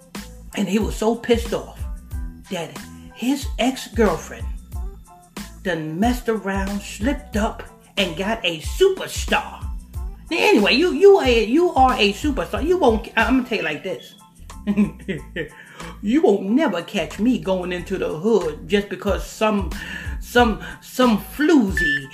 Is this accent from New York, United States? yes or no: yes; Huntington Station, New York, United States; I'm from Huntington Station